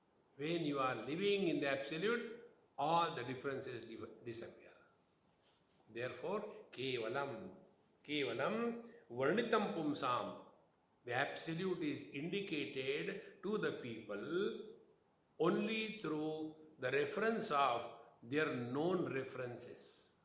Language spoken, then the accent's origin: English; Mumbai, Maharashtra, India; Don't you know I am from Mumbai? And what happens in Mumbai? In Maharashtra, everything is maha, not chota.